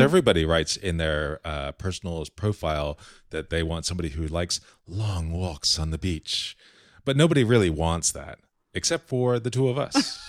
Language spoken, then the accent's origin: English; Key Biscayne, Florida, United States; I grew up on Key Biscayne